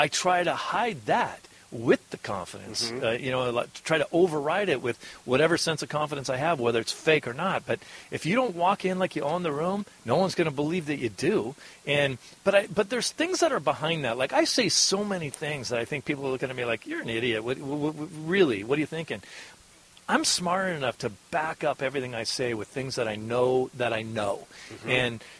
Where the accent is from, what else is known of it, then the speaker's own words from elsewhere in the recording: Eugene, Oregon, United States; moved away as an adult; also born or lived in Tacoma, Washington / Seattle, Washington / Portland, Oregon / Pendleton, Oregon; now in Hermosa Beach, United States; moved to Eugene, and that's where I basically tell everybody I'm from. I'm from Eugene, okay. Oregon, and I lived there for the next 19 years of my life.